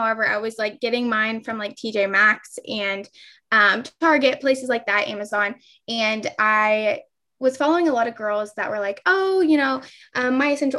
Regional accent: Ohio, United States; also born or lived in Kentucky; I'm from Ohio

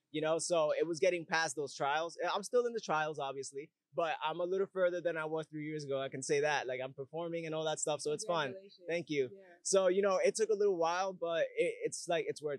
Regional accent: Bronx, New York, United States; Yeah, I'm from the Bronx actually. I was born in New York, born and raised. And that, but I moved around a lot though, so my sound changed because I moved way too much.

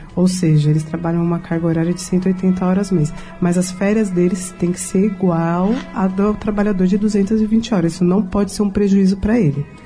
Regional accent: São Paulo, Brazil; also born or lived in Rio de Janeiro; eu sou paulista

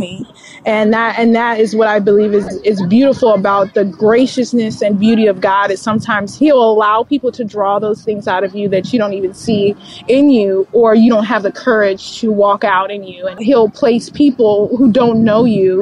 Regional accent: Chicago, Illinois, United States; also born or lived in Atlanta, Georgia; So growing up in Chicago was great. I have a mother who moved me when I was 7 to the south suburbs. But I still went to high school in Chicago

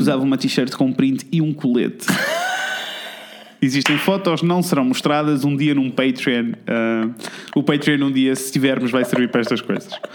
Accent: Coimbra, Centro, Portugal; eu sou de Coimbra

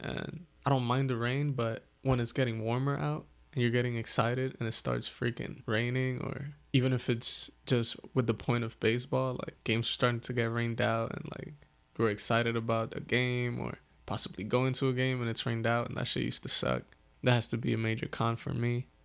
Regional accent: East Coast, United States; growing up in the East Coast

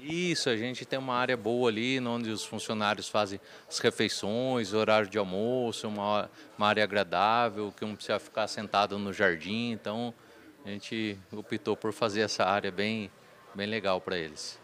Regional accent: Porangaba, São Paulo, Brazil; Nasci em Porangaba

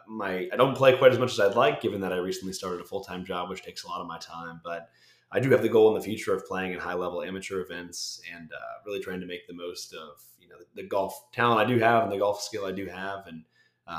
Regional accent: Bethlehem, Pennsylvania, United States; I grew up in Bethlehem, Pennsylvania

